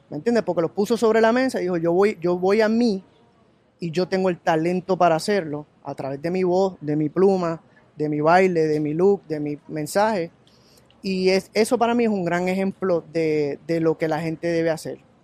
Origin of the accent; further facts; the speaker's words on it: Puerto Rico; soy de Puerto Rico